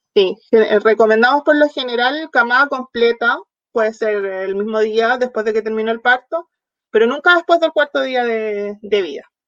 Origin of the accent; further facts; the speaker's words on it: southern Chile, Chile; moved away; also born or lived in near Santiago, Chile; soy del sur de Chile, ahora viviendo ya más cerca de la capital